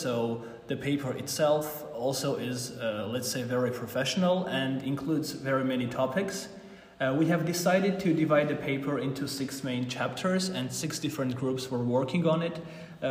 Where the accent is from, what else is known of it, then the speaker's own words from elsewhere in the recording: Armenia; I'm 22 and I'm originally from Armenia